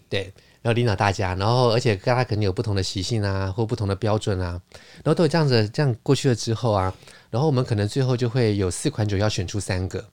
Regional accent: Taiwan; 就是我一个台湾人

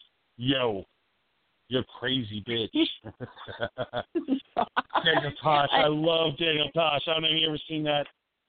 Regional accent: Leeds, Yorkshire and the Humber, United Kingdom; also born or lived in Madison, Wisconsin / Texas; now in United States; I grew up in Leeds, London, United Kingdom, moved to Madison, Wisconsin. Become, you know, I came a Wisconsin guy, you know.

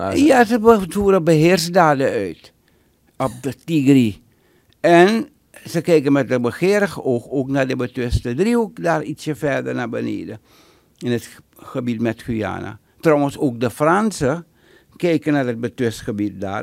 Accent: Suriname; now in United States; ik ben Surinamer

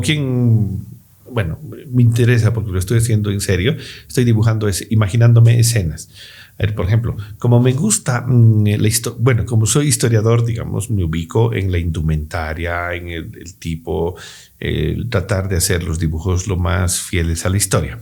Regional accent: Bolivia

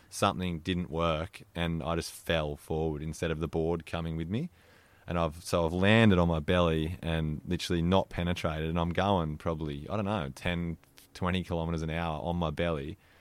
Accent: Mollymook, New South Wales, Australia; I grew up in Mollymook, which is, yeah, where we're sitting

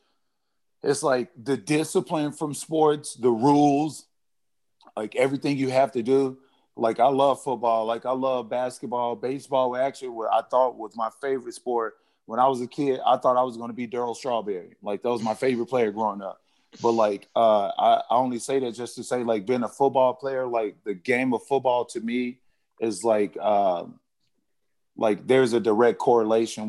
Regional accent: Arkansas, United States; I'm from Arkansas, like I'm an 80s baby

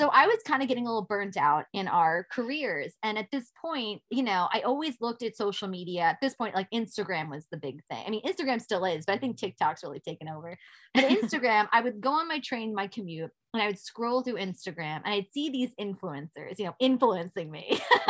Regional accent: New York City, New York, United States; as a New Yorker, like you see these things all the time and you take it for granted.

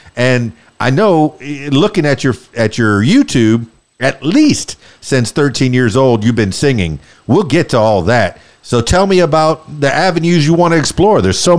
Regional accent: Miami, Florida, United States; now in Central Arkansas, United States; I was born and raised in Miami, South Florida, the Florida Keys.

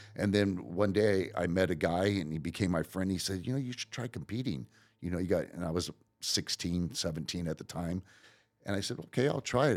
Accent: Riverside, California, United States; also born or lived in Long Beach, California; I grew up in Riverside

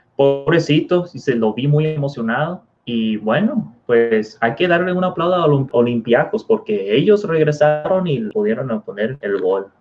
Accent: Mexico; nosotros eh, siendo, mexicanos

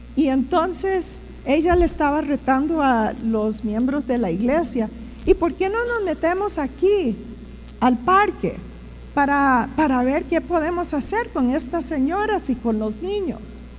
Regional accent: Costa Rica; moved away as an adult; also born or lived in Strasbourg, France; me crié aquí en Costa Rica

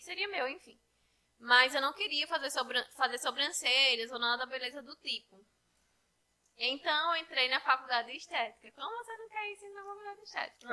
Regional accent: Poço Branco, Rio Grande do Norte, Brazil; Eu cresci aqui, né, em Poço Branco

